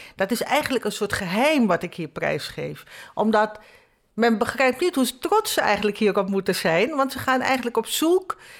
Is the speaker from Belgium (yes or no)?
no; Nieuw Nickerie, Nickerie, Suriname; now in Netherlands; Ik kom uit Nieuw-Nikeri, dat is mhm. zeg maar eh, het tweede stadje.